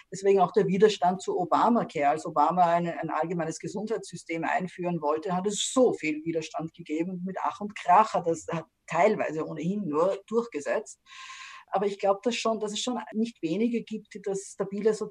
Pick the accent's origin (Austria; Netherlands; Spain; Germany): Austria; Stockerau, Lower Austria; also born or lived in Vienna; Ich bin äh, aufgewachsen in, also geboren in Wien, aufgewachsen in Stockerau, dort ins Gymnasium gegangen, dann hat eben in Wien studiert